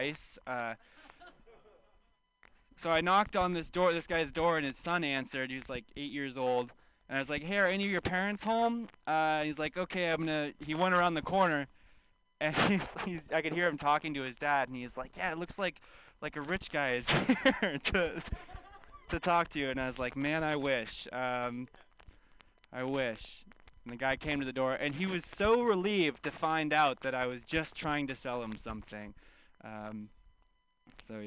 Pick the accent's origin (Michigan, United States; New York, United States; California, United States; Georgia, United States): California, United States; I grew up in California